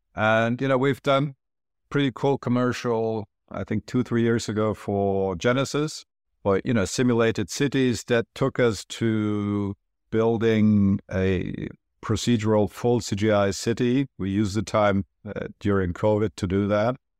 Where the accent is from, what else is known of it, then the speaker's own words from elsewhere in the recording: Germany; moved away; also born or lived in Turkey / New York; I'm originally from Turkey, but I grew up in Germany